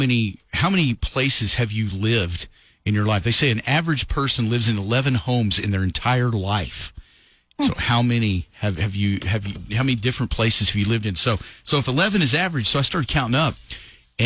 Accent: Lovington, United States; I lived in Lovington for 20 years growing up there.

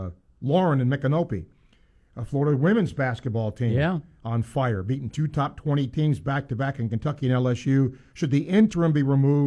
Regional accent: Nigeria; As a Nigerian myself

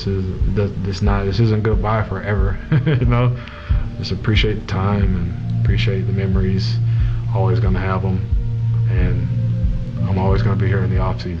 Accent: Florida, United States; now in Pittsburgh, United States; I'm from Florida, and I live here now.

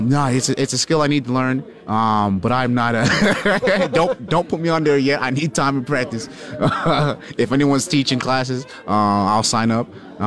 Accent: Hamilton, Toronto, Ontario, Canada; moved away; also born or lived in Jamaica (heritage); going back home, sort of like Hamilton, Toronto, to see my family and friends

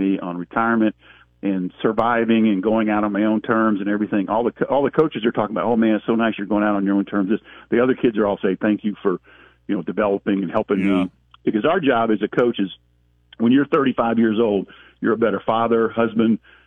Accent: South Carolina, United States; now in Indiana, United States; I grew up in South Carolina

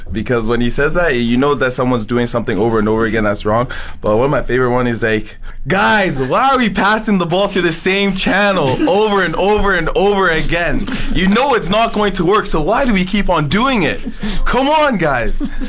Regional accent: Red Deer, Alberta, Canada; also born or lived in Ottawa, Ontario / Calgary, Alberta; No, I was born in Ottawa. I moved around a few times. I did get picked up in Calgary, but I am from Red Deer.

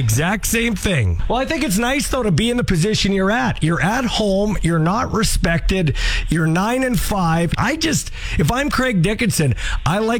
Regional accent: Regina, Saskatchewan, Canada; I grew up in Glen Cairn

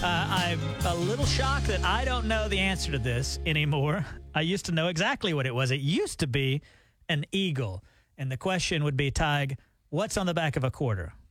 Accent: Alabama, United States; moved away as an adult; also born or lived in Nashville, Tennessee; We're from Alabama

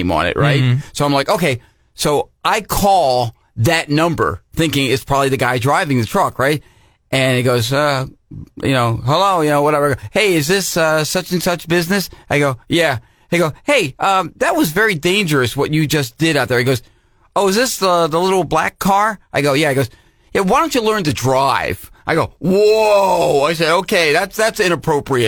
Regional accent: New Jersey, United States; I'm from Jersey

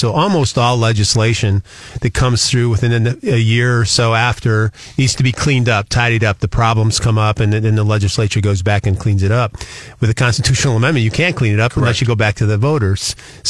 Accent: Michigan, United States; moved away as an adult; now in Missouri, United States; I was born and raised in Michigan.

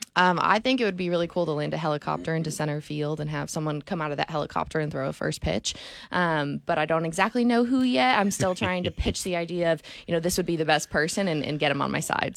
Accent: Connecticut, United States; now in Tulsa, United States; I'm from Connecticut

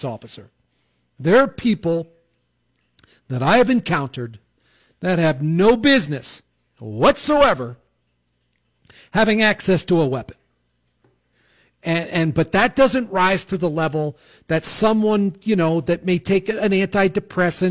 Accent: outside of New York City, United States; I grew up in outside of New York City

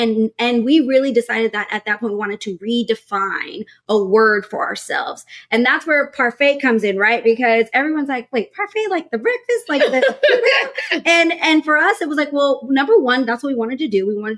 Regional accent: Texas, United States; I was from Texas, military family.

